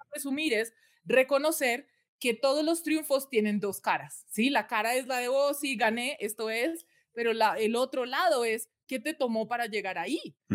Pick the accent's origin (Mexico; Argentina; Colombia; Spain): Colombia; now in United States; Yo soy nacida, criada en Colombia